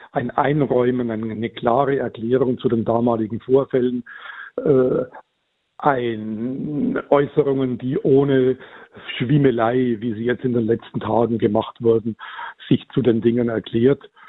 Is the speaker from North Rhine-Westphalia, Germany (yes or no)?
no; Bavaria, Germany; ich komme aus der Gegend